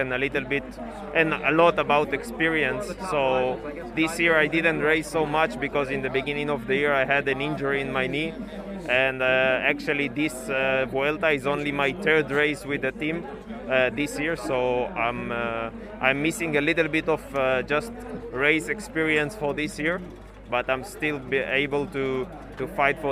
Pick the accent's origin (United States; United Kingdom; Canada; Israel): Israel; Modi'in, Central District; I'm from Modi'in. It's a pretty new city.